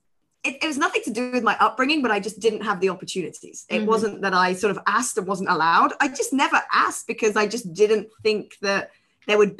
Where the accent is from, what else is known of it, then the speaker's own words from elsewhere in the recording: Nottingham, East Midlands, United Kingdom; moved away as an adult; also born or lived in Egham, Surrey; now in Hong Kong; I grew up in Nottingham. In the UK, and was there until I then went down to Egham, down to university in Surrey